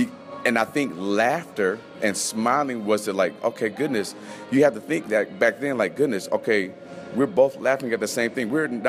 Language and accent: English; Las Vegas, Nevada, United States; also born or lived in Missoula, United States; So born and raised in Las Vegas, went hot straight to cold.